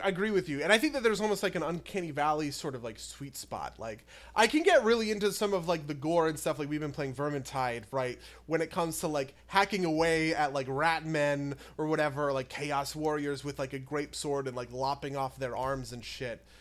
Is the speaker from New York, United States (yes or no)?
no; New Jersey, United States; we're both from New Jersey